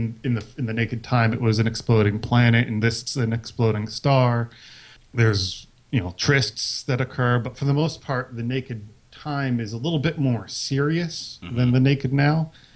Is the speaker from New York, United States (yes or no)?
no; Paterson, New Jersey, United States; I'm from New Jersey.